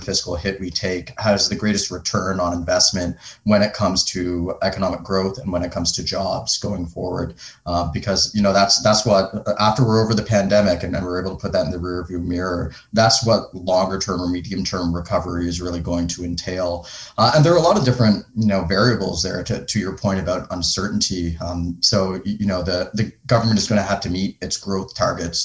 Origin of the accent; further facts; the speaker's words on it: Canada; moved away as an adult; also born or lived in United Kingdom / Netherlands / Switzerland / United States; I grew up in Canada, but I spent many years living abroad in the UK and the Netherlands and Switzerland and the US and Dubai.